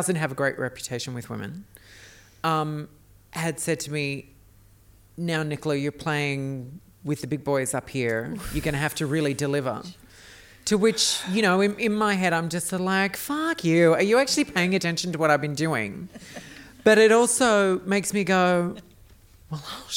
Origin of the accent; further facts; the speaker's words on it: Australia; now in United States; being an Australian in an America